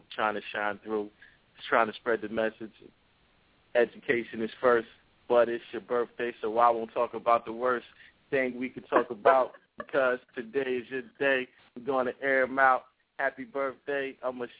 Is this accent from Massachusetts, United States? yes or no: no; New Brunswick, New Jersey, United States; also born or lived in Willingboro, New Jersey; I grew up in New Brunswick and Willingboro, New Jersey.